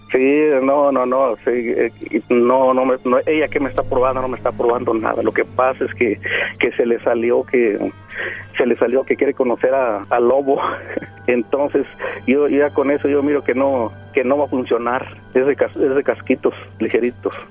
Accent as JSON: {"language": "Spanish", "country": "Mexico", "said": "Yo soy mexicano"}